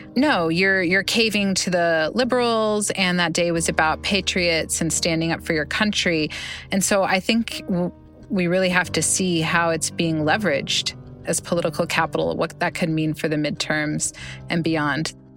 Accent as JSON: {"language": "English", "region": "Oklahoma", "country": "United States", "tie": "born or raised there", "said": "my home state, Oklahoma"}